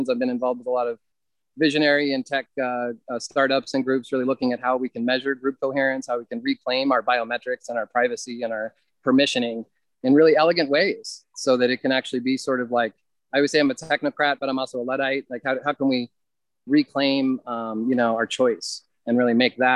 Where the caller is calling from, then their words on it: North Carolina, United States; I'm at a 67 acre uh, nature retreat um, and chocolate factory uh, outside of Asheville, North Carolina.